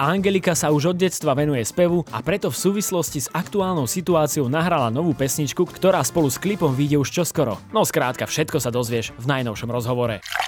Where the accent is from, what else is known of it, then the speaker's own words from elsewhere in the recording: Ukraine; moved away as an adult; also born or lived in Kyiv; ja som tá Ukrajinka